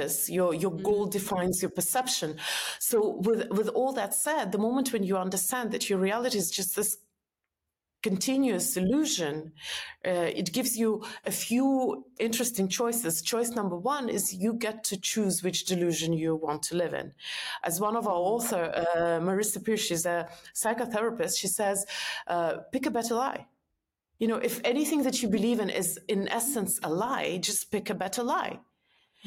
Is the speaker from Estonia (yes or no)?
yes; Estonia; moved away as an adult; also born or lived in New York; I'm from Estonia